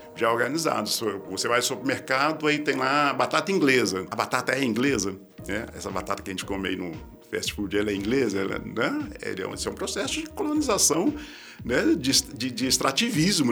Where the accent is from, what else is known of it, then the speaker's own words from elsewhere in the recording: Belo Horizonte, Minas Gerais, Brazil; lá em Belo Horizonte, na né, cidade onde eu nasci